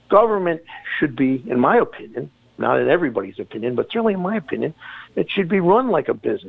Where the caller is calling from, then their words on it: Warwick, New York, United States; It's …, calling from Warwick.